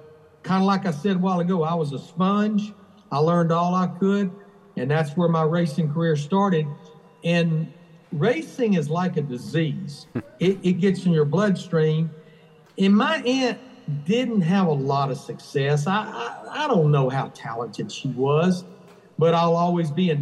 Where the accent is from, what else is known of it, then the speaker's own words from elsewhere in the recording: Birmingham, Alabama, United States; I was born and raised in Birmingham, Alabama.